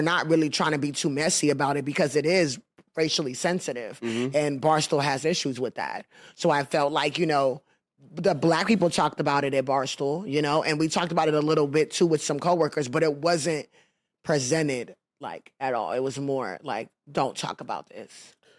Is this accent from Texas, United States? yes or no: yes; Houston, Texas, United States; I'm from Houston, Texas